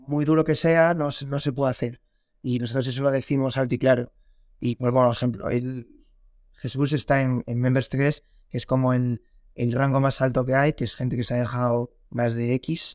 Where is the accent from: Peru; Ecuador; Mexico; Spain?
Spain; A Coruña, Galicia; tengo 23 años, soy de La Coruña